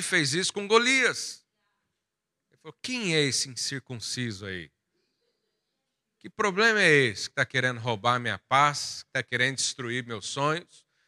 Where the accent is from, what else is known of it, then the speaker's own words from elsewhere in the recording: Goiás, Brazil; moved away; Lá da onde eu vim, lá da minha terra de Goiás, interior do Brasil